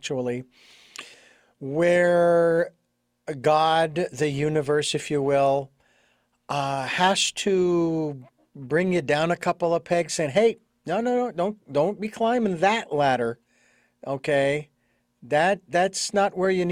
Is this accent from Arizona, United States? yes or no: yes; Phoenix, Arizona, United States; moved away; Phoenix, Arizona, my hometown